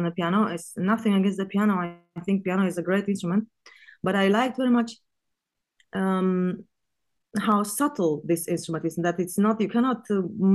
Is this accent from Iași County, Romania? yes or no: no; Bucharest, Romania; moved away as an adult; now in Vilnius, Lithuania; I was born in Bucharest. I grew up there